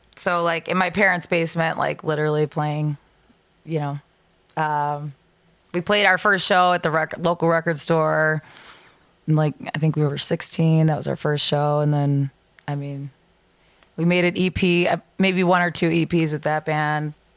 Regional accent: Lake Zurich, Illinois, United States; I'm from Lake Zurich.

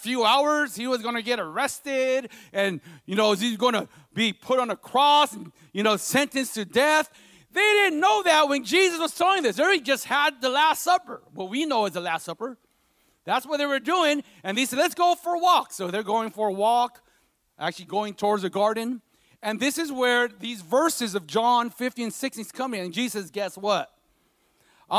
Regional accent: Stockton, California, United States; I grew up in South Stockton

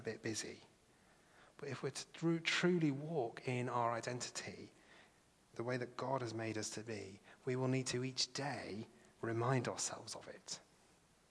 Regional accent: England, United Kingdom; English people.

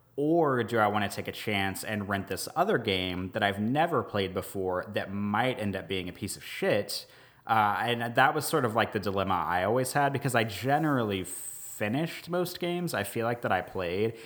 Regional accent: United States; also born or lived in Omaha, Nebraska / Jefferson Parish, Louisiana; now in Jefferson, United States; I grew up outside of Kansas City

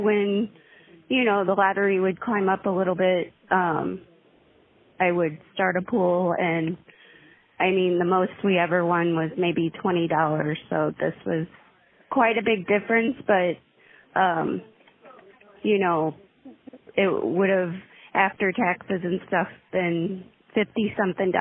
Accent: St. Louis, Missouri, United States; I was born and raised in the St. Louis area, so I've been here all my life

